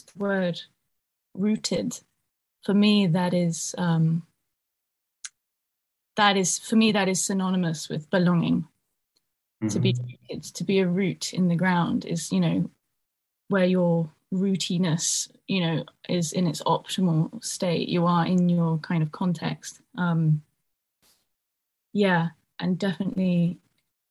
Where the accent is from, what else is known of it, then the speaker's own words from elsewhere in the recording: United Kingdom; also born or lived in Ireland; myself as a person growing up in Britain